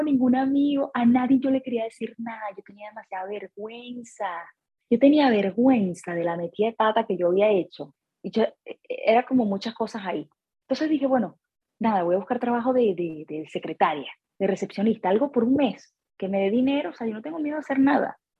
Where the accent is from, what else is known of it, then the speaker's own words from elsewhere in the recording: Venezuela; moved away as an adult; now in United States; Soy venezolana, empecé mi carrera musical en Caracas